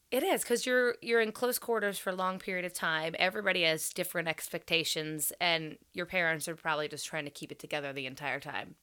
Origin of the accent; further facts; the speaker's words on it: Crescent, Ohio, United States; We had both come from small towns. I'm from Crescent, Ohio.